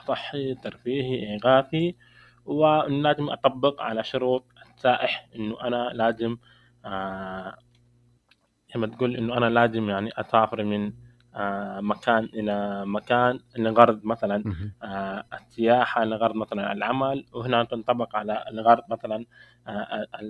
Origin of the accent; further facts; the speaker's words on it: Saudi Arabia; عندنا في المملكة العربية السعودية